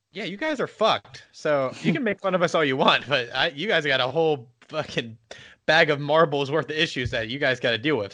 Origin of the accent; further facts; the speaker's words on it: United States; I'm American